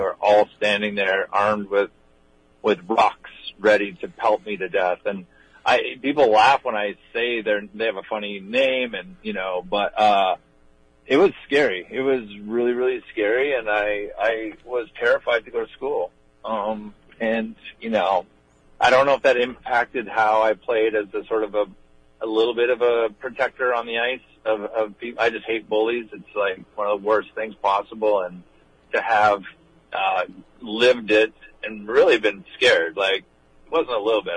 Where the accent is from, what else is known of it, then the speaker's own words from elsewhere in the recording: Hinton, Alberta, Canada; also born or lived in British Columbia; I was born in Hinton, Alberta, uh, three hours outside Edmonton